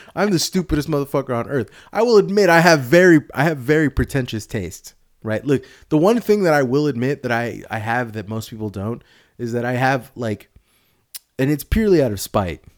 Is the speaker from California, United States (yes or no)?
yes; Sunnyvale, California, United States; I'm from around here